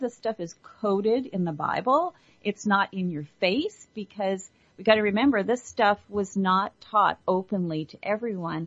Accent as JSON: {"language": "English", "country": "Ireland", "tie": "born or raised there", "said": "I was born in Ireland and was educated by the nuns"}